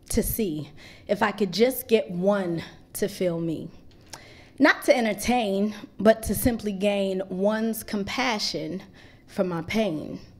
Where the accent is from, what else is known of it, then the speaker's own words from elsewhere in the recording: Greensboro, North Carolina, United States; also born or lived in Eswatini; I was born in Swaziland, uh, which is also known as the Kingdom of Eswatini. This is the only remaining absolute monarchy on the African continent. And when I was four years old, my parents decided that they wanted to move us to Greensboro, North Carolina